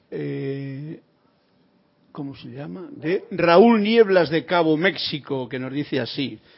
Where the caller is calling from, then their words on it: Bogotá, Colombia; De Bogotá.